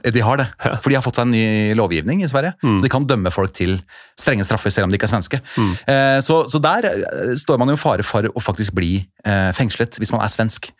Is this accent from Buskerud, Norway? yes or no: no; Oslo, Norway; jeg er jo født og oppvokst på Oslo øst